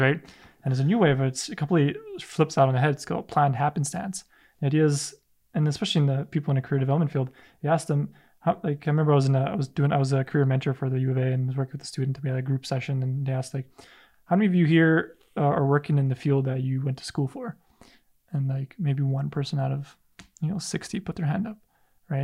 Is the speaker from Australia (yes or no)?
no; Canada; a son of immigrant parents as well, and it's like I had the identity crisis. Like, am I Polish? Am I Canadian? Am I when I'm when I'm there, I'm more Canadian. When I'm here, I'm more Polish.